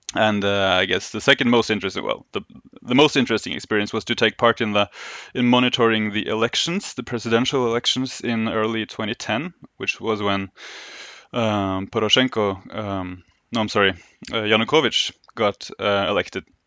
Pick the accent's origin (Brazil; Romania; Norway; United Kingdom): Norway; Oslo; born and raised in Oslo, Norway, where I still, uh, live and work